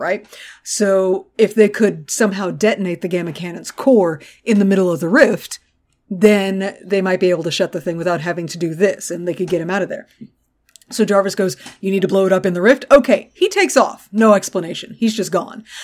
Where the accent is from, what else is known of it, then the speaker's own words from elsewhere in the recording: Gulf Coast, United States; I grew up on the Gulf Coast